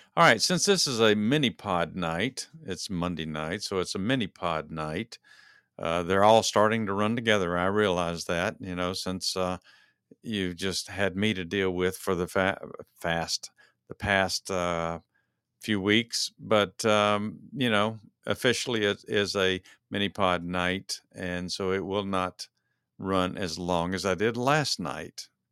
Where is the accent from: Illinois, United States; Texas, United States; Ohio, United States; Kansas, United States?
Texas, United States; moved away; being a native Texan